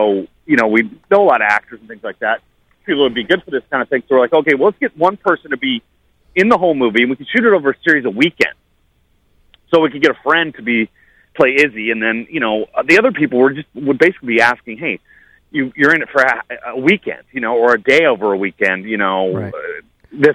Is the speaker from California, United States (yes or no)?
yes; San Francisco, California, United States; now in Los Angeles, United States; I'm a transplant, you know, from San Francisco